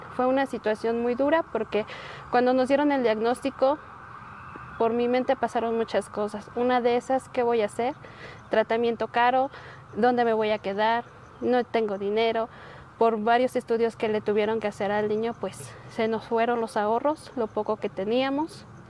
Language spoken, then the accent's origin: Spanish; Tlachichuca, Puebla, Mexico; moved away as an adult; now in Mexico City, Mexico; somos del municipio de Tlachichuca, de un pueblito de San Francisco Independencia